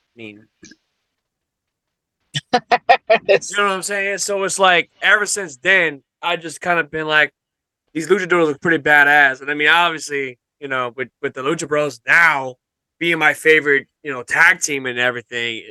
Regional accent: Louisiana, United States; one of my all-time favorite gaming franchises was shot in my home state

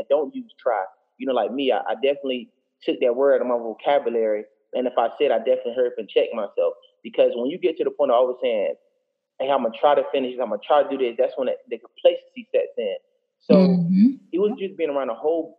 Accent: Tampa, Florida, United States; also born or lived in Jackson, Mississippi; I'm 27 years old from Tampa, Florida.

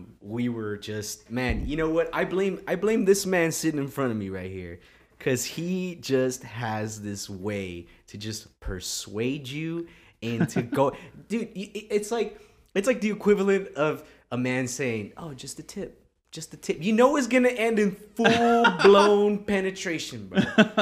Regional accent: California, United States; Yeah, they're like, yeah, we know burritos. We're from California.

